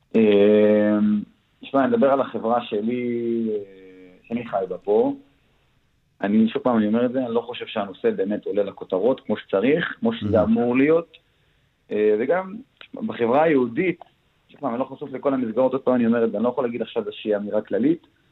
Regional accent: Daliyat al-Karmel, Haifa District, Israel; אני מדלת אל כרמל

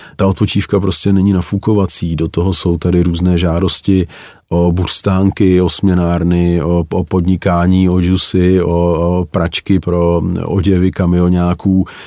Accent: Czechia; u nás

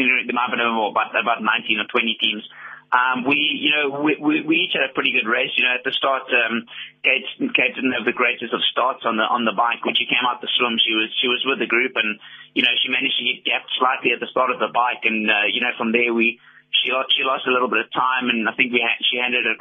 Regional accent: Cape Town, Western Cape, South Africa; I'm from Cape Town

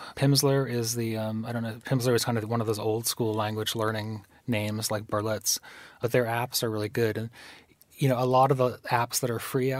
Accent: East Coast, United States; growing up on the East Coast of the U.S., my parents, I guess, had a kind of bias against California.

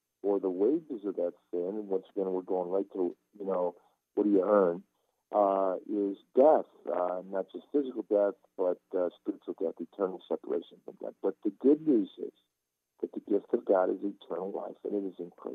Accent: Istanbul, Turkey; now in United States; I was born in Istanbul, Turkey. I come to this country to play American football, and growing up as a Turkish Muslim

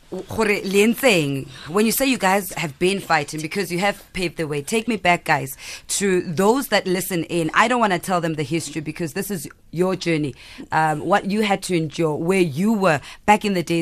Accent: South Africa; I'm a South African women's cricket player.

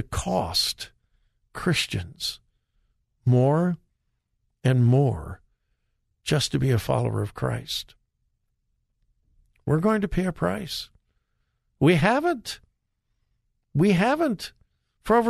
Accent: Southern California, United States; growing up in Southern California

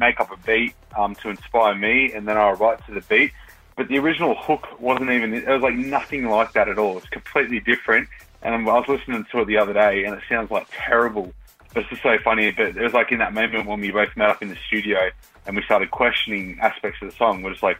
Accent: Southern Highlands, New South Wales, Australia; because I'm from the Highlands myself.

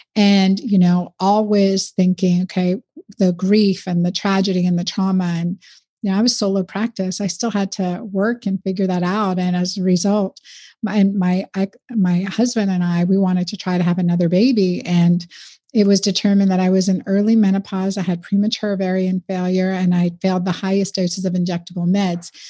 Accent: United States; I'm first generation American. I always like to say I grew up in the United Nations

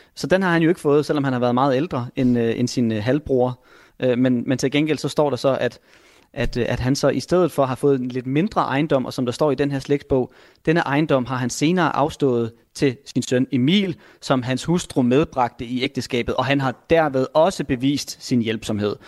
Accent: Vendsyssel, North Denmark Region, Denmark; vendelbosk heroppe, hvor jeg kommer fra

